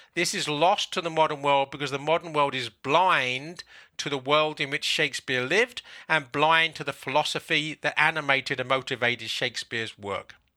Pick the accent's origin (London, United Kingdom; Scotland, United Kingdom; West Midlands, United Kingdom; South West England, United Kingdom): London, United Kingdom; moved away as an adult; now in South Carolina, United States; I'm now living in the United States in South Carolina, I was born in England, in London.